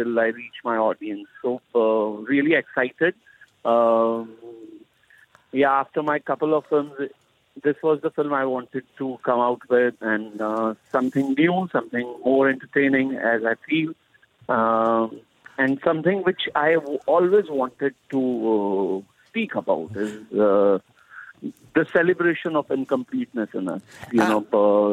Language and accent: English; India; as an Indian